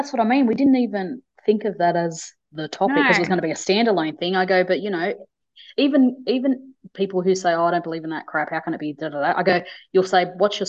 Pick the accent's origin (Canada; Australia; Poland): Australia; we're Aussies.